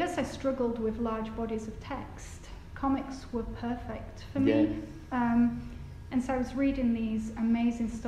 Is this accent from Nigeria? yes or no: no; Batley, Yorkshire and the Humber, United Kingdom; I'm from Batley, and I used to go to Batley Market with my dad